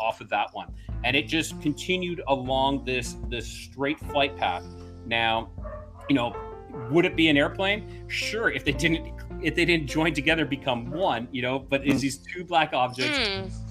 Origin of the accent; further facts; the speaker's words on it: Alberta, Canada; moved away as an adult; now in Mexico; I'm originally from Alberta, Canada